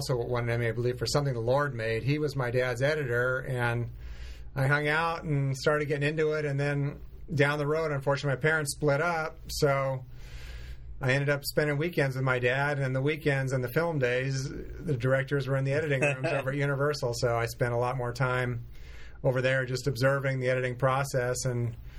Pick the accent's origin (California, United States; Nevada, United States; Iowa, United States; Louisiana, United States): California, United States; Los Angeles; also born or lived in Burbank; I grew up in the Hollywood Hills, was born in Burbank. L.A. native, one of the few and the proud.